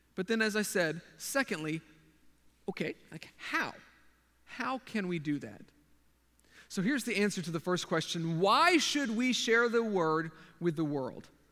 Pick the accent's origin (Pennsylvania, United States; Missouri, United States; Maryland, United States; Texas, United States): Texas, United States; moved away as an adult; now in Japan; I'm a Texan